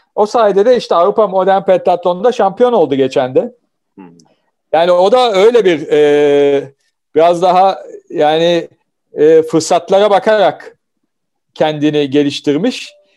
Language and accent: Turkish; Samsun, Turkey; moved away; Ben Samsunluyum